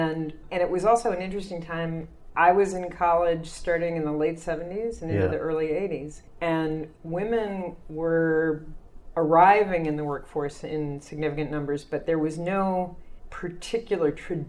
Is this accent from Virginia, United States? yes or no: no; Kentucky, United States; moved away as an adult; also born or lived in Jersey City, New Jersey; now in New York, United States; I grew up in Kentucky, and I moved here out of college.